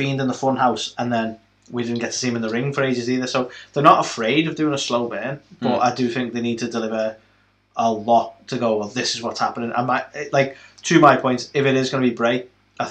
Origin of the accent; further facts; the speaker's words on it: United Kingdom; we're British